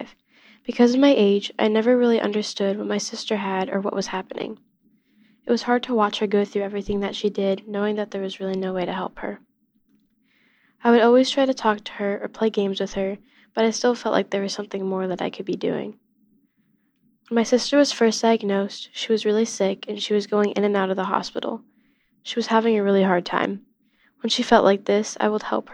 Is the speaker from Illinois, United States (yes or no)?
yes; Illinois, United States; I'm 14 years old, and I'm from Illinois